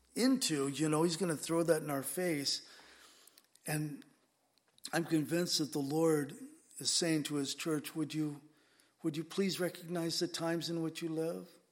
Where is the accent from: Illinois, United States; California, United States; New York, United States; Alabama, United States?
California, United States; San Diego; now in Whidbey Island, United States; I grew up in San Diego